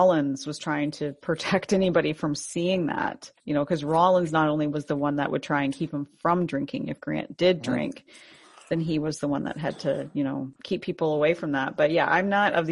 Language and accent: English; Canada; I'm Canadian